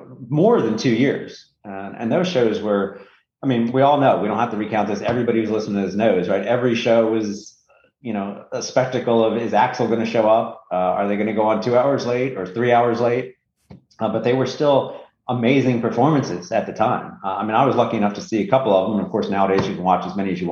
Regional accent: Northeast, United States; I'm from the Northeast

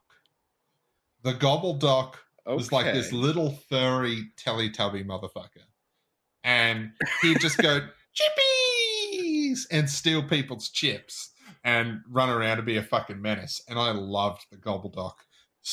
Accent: Australia; we're Australian

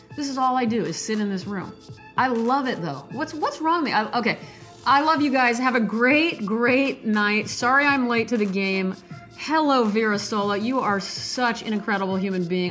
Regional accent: Nebraska, United States; I'm from Nebraska.

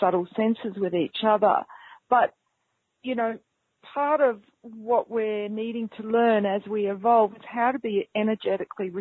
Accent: North Queensland, Australia; accent: New Zealand; also born or lived in New Zealand; I grew up in North Queensland

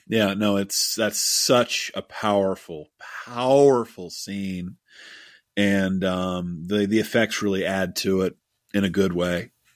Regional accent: Pittsburgh, Pennsylvania, United States; my hometown of Pittsburgh

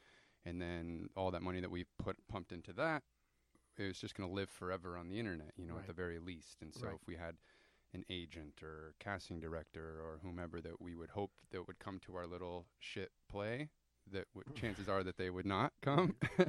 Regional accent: Hebron, Nebraska, United States; I grew up in Nebraska on a farm

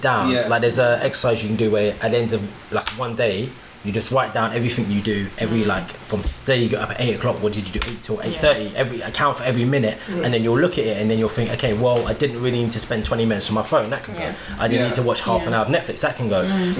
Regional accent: Jamaica; Like, I'm Jamaican, so it's going to happen anyway.

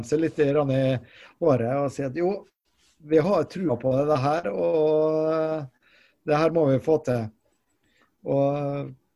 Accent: Molde, Møre og Romsdal, Norway; moved away as an adult; now in Trondheim, Norway; jeg er jo opprinnelig fra Molde

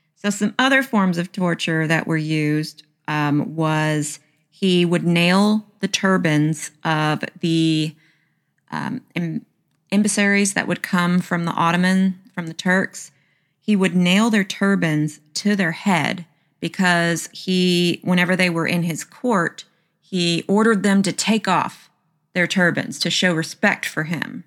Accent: the South, Southern United States, United States; accent: Southern; my Southern accent

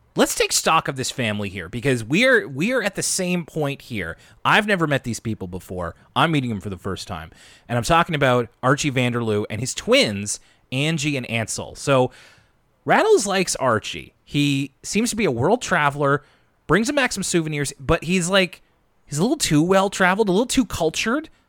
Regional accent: Canada; I'm Canadian

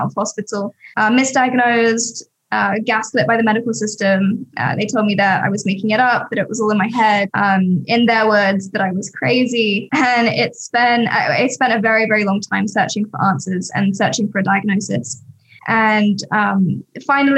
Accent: Sussex, South East England, United Kingdom; now in Los Angeles, United States; I grew up in Sussex, which is just outside of London, countryside, middle of nowhere, country bumpkin

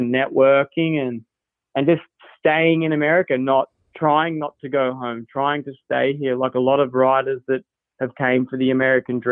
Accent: Australia; now in United States; being an Aussie

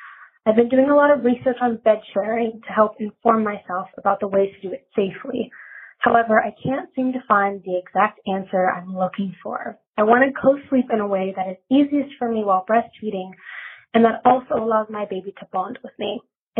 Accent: Los Angeles, California, United States; I'm 22 years old and I'm from Los Angeles, California.

